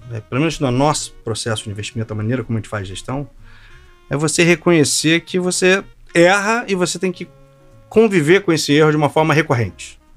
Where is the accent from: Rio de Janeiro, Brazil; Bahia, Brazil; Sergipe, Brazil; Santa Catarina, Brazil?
Rio de Janeiro, Brazil; Tenho 53 anos, sou carioca, fiz economia na PUC, entrei no mercado em 89.